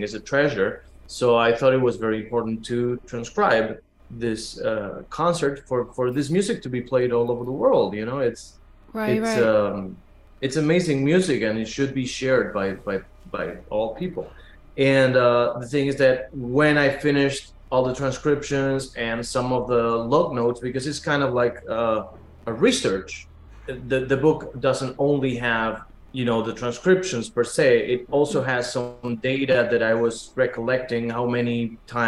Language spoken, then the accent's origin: English; Buenos Aires, Argentina; moved away; I was born in Argentina and raised in Buenos Aires